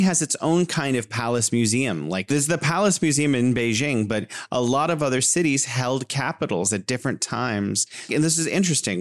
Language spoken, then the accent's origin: English; California, United States; moved away as an adult; now in Wuhan, China; I'm originally from California, but living here in beautiful Wuhan, China